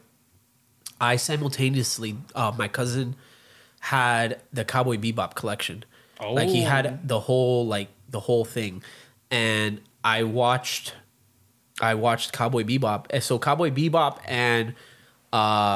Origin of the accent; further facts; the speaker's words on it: Miami, Florida, United States; growing up in Miami